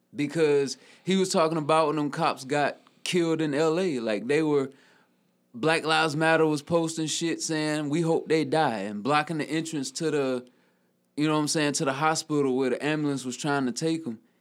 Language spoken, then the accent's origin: English; Newberry, South Carolina, United States; from Newberry, South Carolina, my hometown.